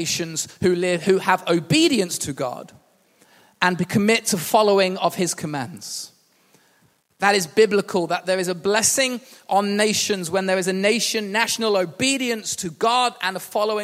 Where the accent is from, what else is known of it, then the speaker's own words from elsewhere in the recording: England, United Kingdom; also born or lived in Wales; I was born in Wales. I have a New Zealand passport and a British passport. But yet I feel quite English. I've lived in England since I was 2.